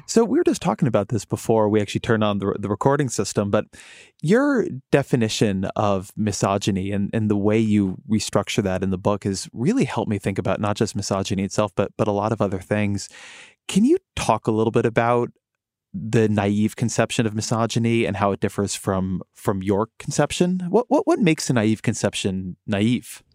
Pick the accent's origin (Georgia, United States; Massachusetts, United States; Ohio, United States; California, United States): California, United States; Irvine; I grew up there. That is my, my hometown, my hometown university